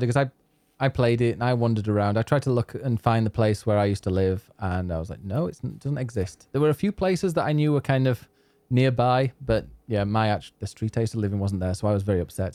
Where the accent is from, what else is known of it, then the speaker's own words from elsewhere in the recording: England, United Kingdom; moved away; Now, I am from England. I don't live in England, but I am English